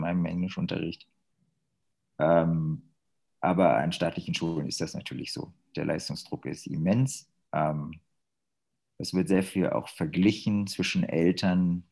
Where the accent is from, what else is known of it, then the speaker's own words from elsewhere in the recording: Germany; moved away as an adult; now in China; als Deutscher